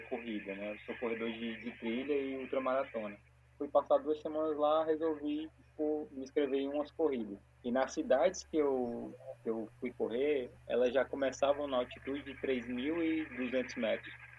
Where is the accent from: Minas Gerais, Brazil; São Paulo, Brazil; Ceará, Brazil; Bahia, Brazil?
Ceará, Brazil; Fortaleza; eu sou daqui de Fortaleza